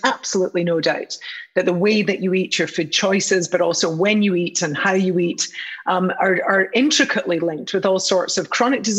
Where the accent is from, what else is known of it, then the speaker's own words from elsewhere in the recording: United Kingdom; which is so nice to be involved with you guys back in my home country, country of my birth